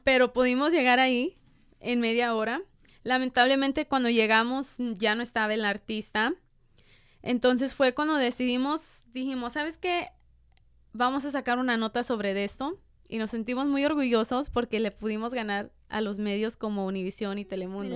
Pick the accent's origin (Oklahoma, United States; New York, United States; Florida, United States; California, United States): California, United States; Los Angeles; yo soy de Boyle Heights, crecí en Boyle Heights y en East